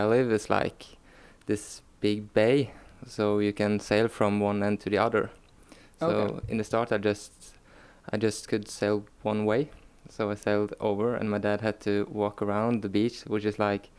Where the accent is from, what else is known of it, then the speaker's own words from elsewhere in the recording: Karmøy, Rogaland, Norway; now in Stavanger, Norway; I'm from a small island in Norway called Karmøy.